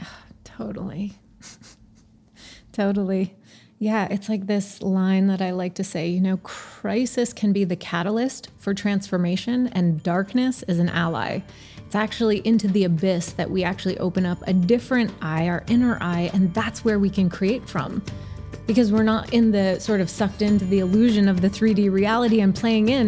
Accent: Montreal, Quebec, Canada; moved away; also born or lived in British Columbia; Yes, I'm Canadian. I grew up in Montreal.

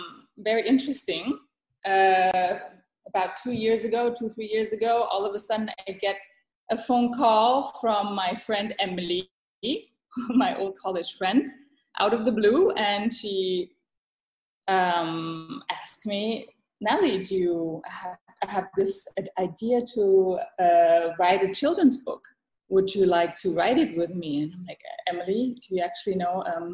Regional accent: Thailand; English is a second language; also born or lived in Europe / United States; I mean, I was born and raised in Thailand. I moved to Europe, back to Asia, back to Europe, to the States, and I did the whole circle.

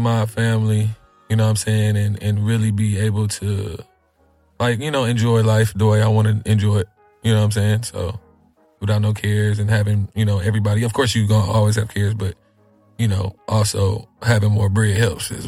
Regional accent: West Coast, United States; I'm from the West Coast.

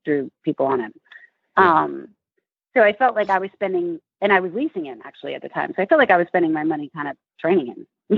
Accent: Connecticut, United States; moved away as an adult; now in New York City, United States; I grew up in Connecticut, about 2 hours away

